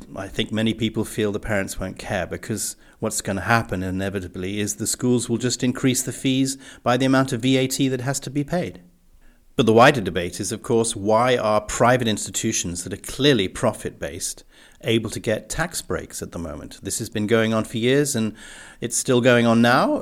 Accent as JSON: {"language": "English", "region": "England", "country": "United Kingdom", "tie": "born or raised there", "moved": "yes", "said": "growing up in the English public school system"}